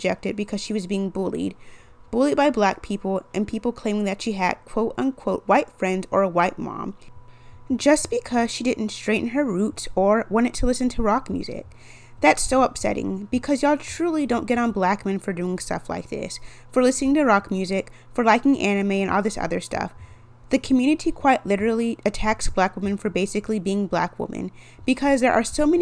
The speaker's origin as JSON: {"language": "English", "region": "Texas", "country": "United States", "tie": "born or raised there", "said": "my home state"}